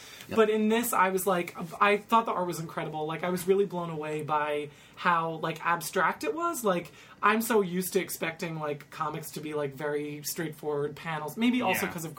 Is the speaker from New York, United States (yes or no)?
yes; Westchester, New York, United States; I'm from Westchester.